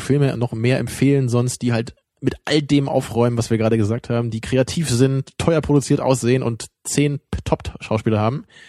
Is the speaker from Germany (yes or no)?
yes; Germany; da merken wir es dann auch noch als Deutsche